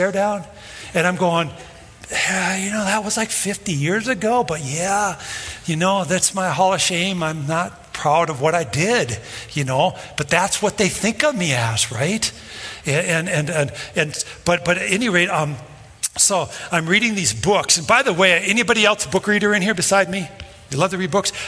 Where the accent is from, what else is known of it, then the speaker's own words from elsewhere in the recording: Brooklyn Park, Minnesota, United States; I grew up in Brooklyn Park